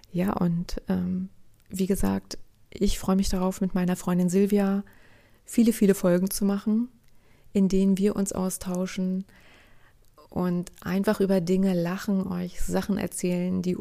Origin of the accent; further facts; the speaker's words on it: East Germany, Germany; Sie begann Anfang der 1970er Jahre. Ich bin in der DDR aufgewachsen.